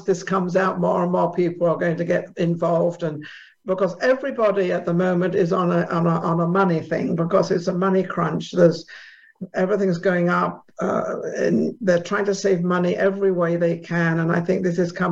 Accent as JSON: {"language": "English", "region": "England", "country": "United Kingdom", "moved": "yes", "said": "I'm from England, which you all probably understand by the accent"}